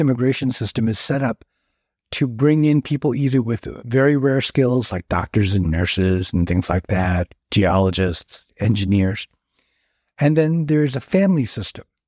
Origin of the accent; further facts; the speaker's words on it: Fairfield, California, United States; also born or lived in San Francisco Bay Area / Palm Springs, California; until about the age of 12, I grew up in, in, in Fairfield. And then for a lot of reasons, my family just decided to move to the San Francisco Bay Area